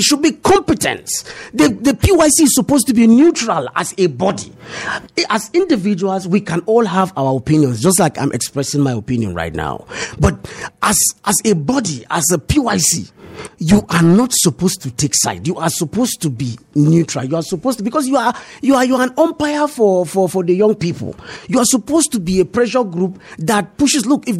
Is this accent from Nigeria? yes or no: yes; Southern Senatorial Zone, Plateau, Nigeria; I am from the Southern Senatorial Zone.